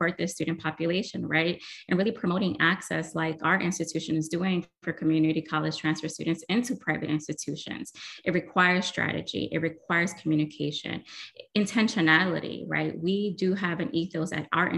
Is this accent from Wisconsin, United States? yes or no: no; New York City, New York, United States; I am that kid from Brooklyn that was low income